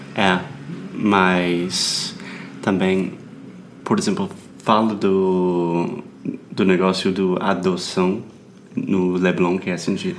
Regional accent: United States; Portuguese is a second language; I'm an American learning Brazilian Portuguese.

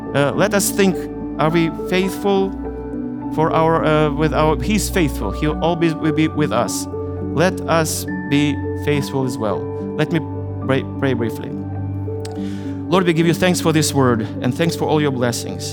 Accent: Ukraine; I was born in Ukraine, in, in the Soviet Union, the country I, I loved, which collapsed in 1991, and now my country is Ukraine

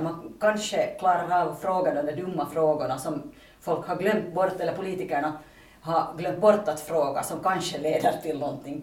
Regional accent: Pargas, Southwest Finland, Finland; moved away as an adult; now in Vantaa, Finland; jag är hemma från Pargas men jag bor i Vanda sedan åtta år tillbaka

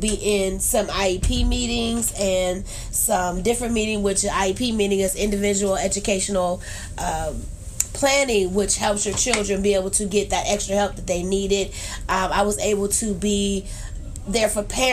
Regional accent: Youngstown, Ohio, United States; also born or lived in Trumbull County; I grew up in Youngstown all my life

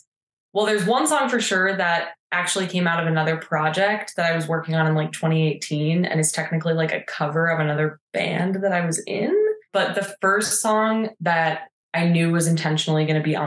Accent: Minnesota, United States; also born or lived in California; now in Santa Fe, United States; I'm from Minnesota originally

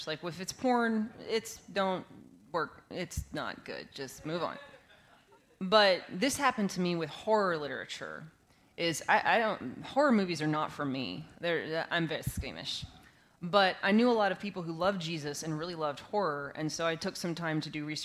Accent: West Texas, United States; I grew up in West Texas

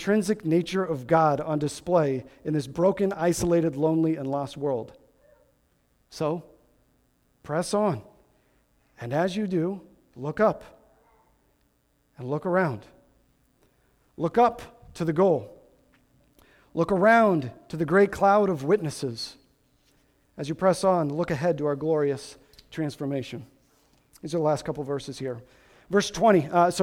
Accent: Midwest, United States; I grew up in the Midwest

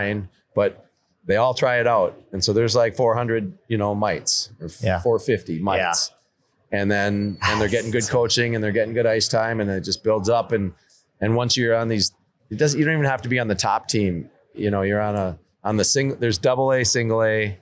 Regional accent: Minneapolis, Minnesota, United States; now in Edina, United States; I live in Edina now and my kids played for Edina. I always say I'm from Minneapolis

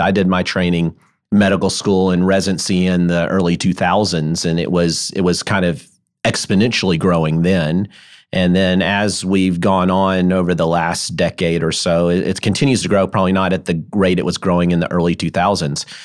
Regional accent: Memphis, Tennessee, United States; I grew up in Memphis.

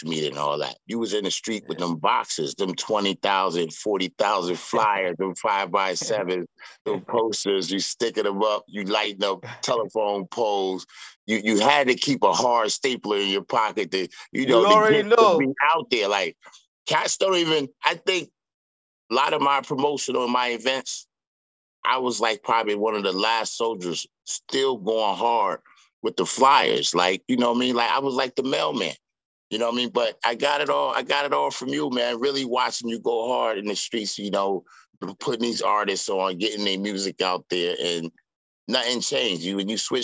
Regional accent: Norwalk, Connecticut, United States; also born or lived in Bridgeport, Connecticut; born and raised in Norwalk.

